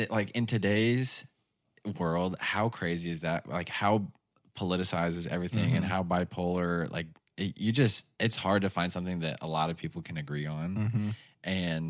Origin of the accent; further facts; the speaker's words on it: United States; I'm so American